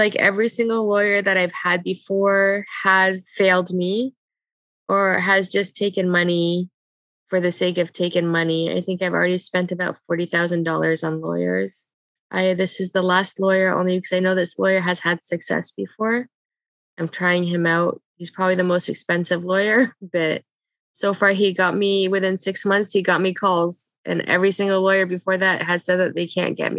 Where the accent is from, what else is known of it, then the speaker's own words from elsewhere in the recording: Canada; also born or lived in Lebanon; I was born in Lebanon, but I was a month old when we came to Canada.